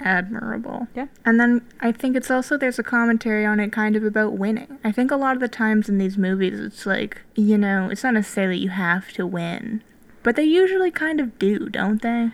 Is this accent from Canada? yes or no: yes; Calgary, Alberta, Canada; I'm from Calgary